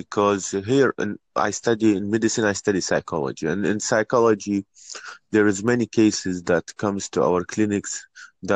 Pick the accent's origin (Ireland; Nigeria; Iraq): Iraq; I'm from Iraq